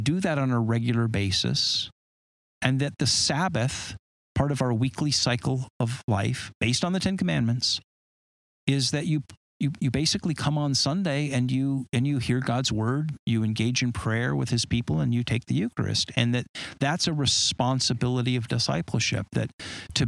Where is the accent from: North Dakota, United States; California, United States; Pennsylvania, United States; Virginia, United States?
California, United States; Southern; I grew up in Southern California and I surfed